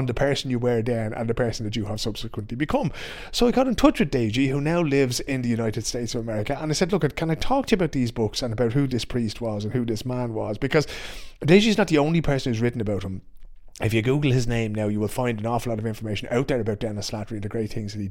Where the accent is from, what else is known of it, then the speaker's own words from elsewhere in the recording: Ireland; I grew up in Ireland in the 70s and the 80s